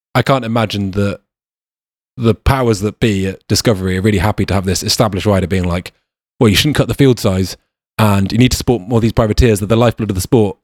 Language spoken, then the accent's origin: English; United Kingdom; also born or lived in New Zealand; I wouldn't say us Brits were kind of pompous